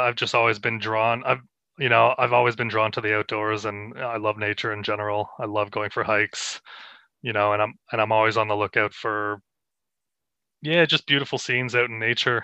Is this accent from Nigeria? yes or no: no; Canada; moved away as an adult; now in Australia; I'm from Canada. I moved here I'd say in 2018.